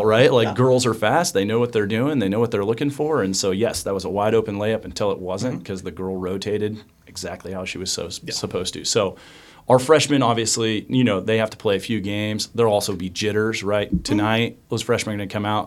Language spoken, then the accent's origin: English; Cheney, Kansas, United States; I'm originally from Cheney, Kansas